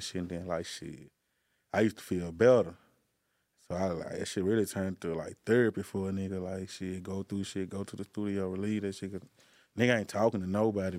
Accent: Helena, Arkansas, United States; I'm from Helena

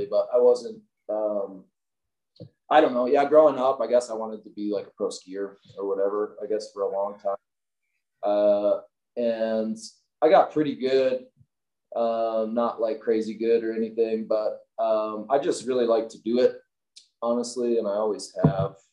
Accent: Midwest, United States; now in Salt Lake City, United States; growing up in the Midwest, I'm always kind of dreaming about that.

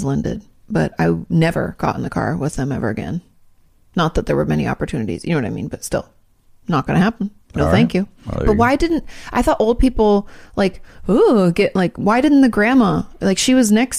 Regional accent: Australia; Being Australian, you can be sure that I've encountered some creepy bugs and animals over the years.

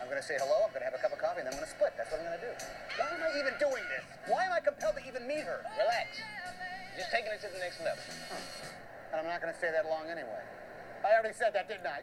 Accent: Midwest, United States; I'm from the Midwest

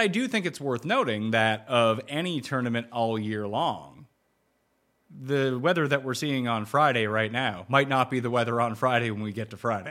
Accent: Canada; my home country

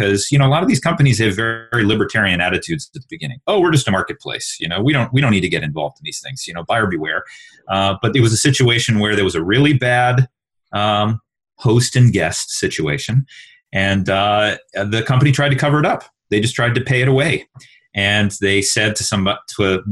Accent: Texas, United States; I'm from Texas

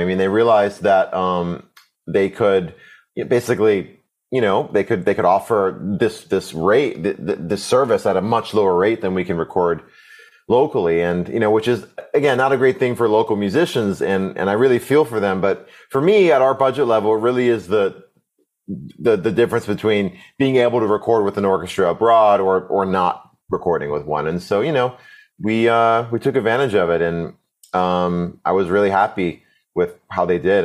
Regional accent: Connecticut, United States; I, grew up in a really, uh, um, I'm awesome public school system. Um, I'm from Connecticut, the East Coast

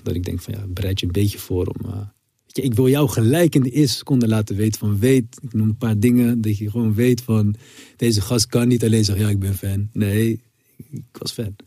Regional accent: Rotterdam, South Holland, Netherlands; je groeit ook op met eh, Rotterdam

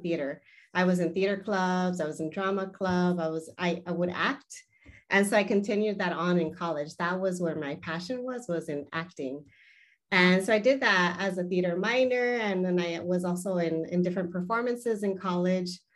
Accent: Los Angeles, California, United States; first language Spanish; English is a second language; I am originally from the Southern California area, so I was born and raised in the San Fernando Valley

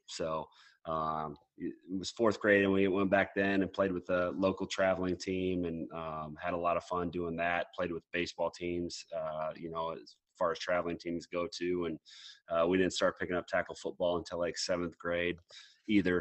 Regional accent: Mason City, Iowa, United States; also born or lived in Lake Mills, Iowa; growing up Mason City, Iowa. Yeah, I moved from Lake Mills, Iowa, when I was in uh, when I was four years old, and, and then moved to to Mason City

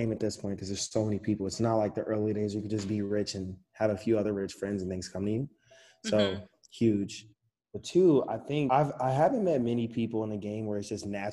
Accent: Chicago, Illinois, United States; I'm from Chicago.

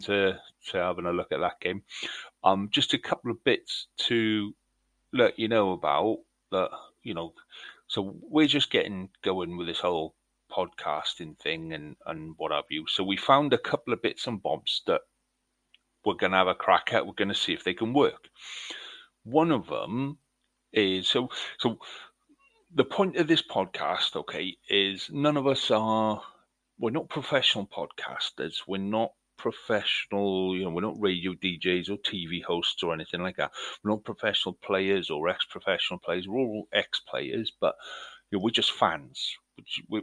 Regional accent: Welsh, Wales, United Kingdom; It's part of the DNA of being Welsh

